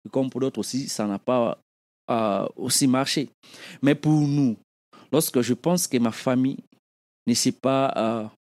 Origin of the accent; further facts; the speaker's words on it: DR Congo; Parce que ceux qui sont au Congo, moi, en grandissant au Congo, on connaissait des gens, on avait des vieux dans les quartiers, dans nos quartiers.